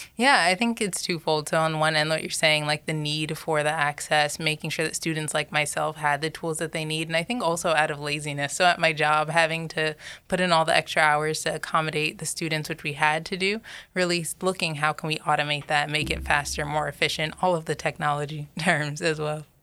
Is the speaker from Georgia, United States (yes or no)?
yes; Georgia, United States; also born or lived in New York; I was raised predominantly in Georgia, I'd say, so from the South